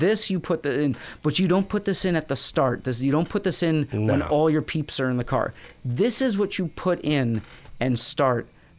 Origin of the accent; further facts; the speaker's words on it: New York City, New York, United States; Absolutely. Yeah.